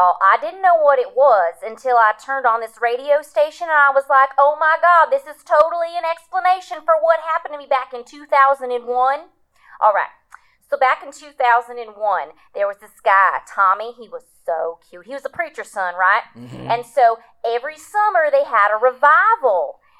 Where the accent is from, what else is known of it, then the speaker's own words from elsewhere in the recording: Georgia, United States; I'm from Georgia.